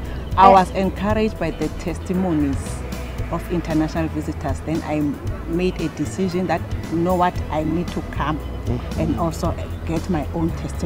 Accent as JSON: {"language": "English", "town": "Pretoria", "region": "Gauteng", "country": "South Africa", "said": "I'm from Pretoria, South Africa."}